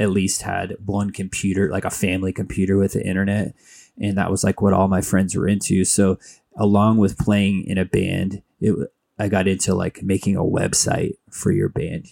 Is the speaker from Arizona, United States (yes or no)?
yes; Mesa, Arizona, United States; also born or lived in Flagstaff, Arizona; Phoenix area, I grew up in Mesa